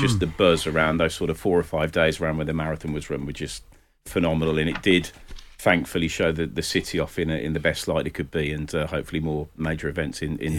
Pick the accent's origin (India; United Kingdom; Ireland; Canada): United Kingdom; Birmingham, West Midlands; obviously probably hear from my accent, I've been sort of born and bred in Birmingham all my life